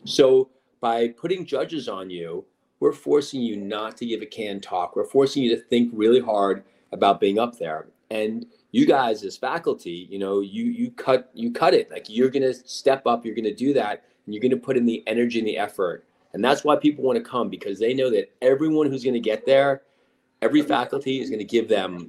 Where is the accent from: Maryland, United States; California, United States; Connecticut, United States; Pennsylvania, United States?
Connecticut, United States; A little bougie, but, you know, I'm from Connecticut, so now I have to own it.